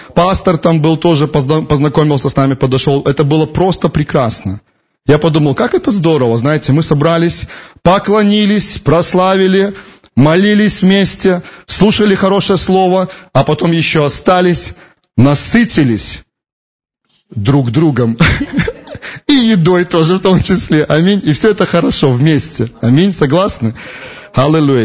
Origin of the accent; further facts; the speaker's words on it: Belarus; мы из Беларуси